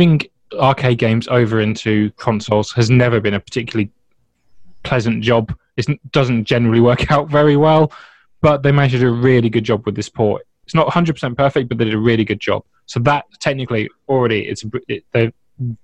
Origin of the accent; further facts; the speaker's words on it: United Kingdom; As a British guy